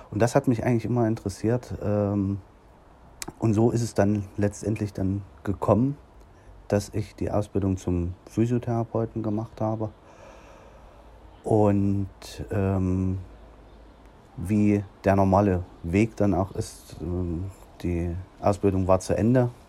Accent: Nordhausen, Thuringia, Germany; Ja, und dann habe ich dann hier in meiner Heimatstadt in Nordhausen die Möglichkeit bekommen

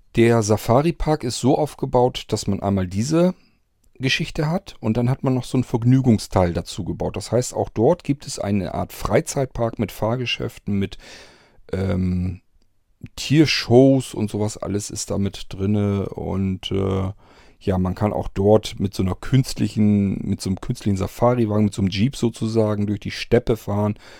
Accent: Nienburg district area, Lower Saxony, Germany; now in Rethem, Germany; Gerade so Kreis Nienburg und mehr so die Ecke, wo ich herkomme.

